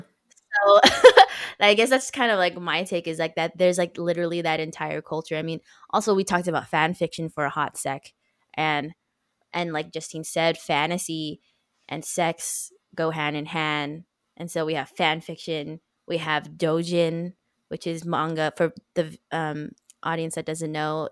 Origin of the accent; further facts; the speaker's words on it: United States; as an American in like a Western culture